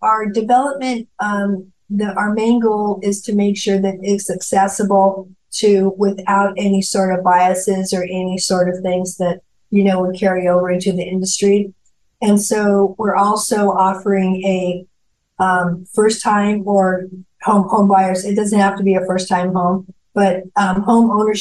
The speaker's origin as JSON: {"language": "English", "town": "Durango", "region": "Colorado", "country": "United States", "tie": "born or raised there", "also_born_or_lived": "Arizona / California", "moved": "as an adult", "lives_now": "Wilmington, United States", "said": "my hometown of Durango, Colorado"}